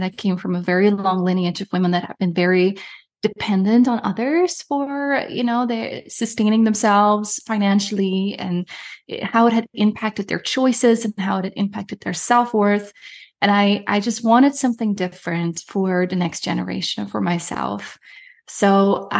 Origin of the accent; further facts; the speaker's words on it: Netherlands; moved away as an adult; also born or lived in Germany; now in Canada; was born and raised in Europe. I'm from Holland.